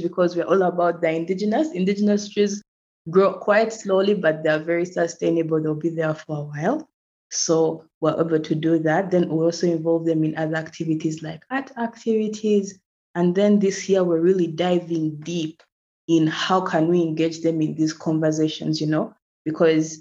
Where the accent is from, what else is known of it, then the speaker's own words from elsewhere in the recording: Uganda; I'm from Uganda and I currently live in Uganda, in Kampala